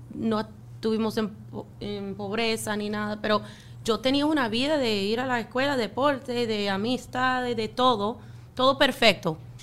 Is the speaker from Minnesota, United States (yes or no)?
yes; Minnesota, United States; Spanish is a second language; now in Miami, United States; yo soy de Minnesota